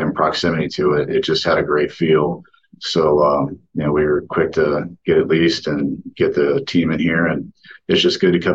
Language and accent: English; Oakland County, Michigan, United States; I was born and raised in Oakland County, Michigan, right on the border of Oakland and Macomb